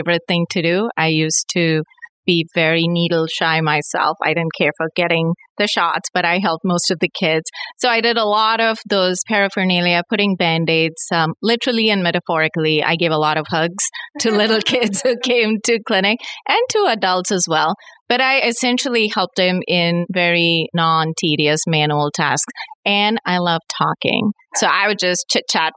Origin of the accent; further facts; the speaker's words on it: India; moved away as an adult; I was born and raised in India.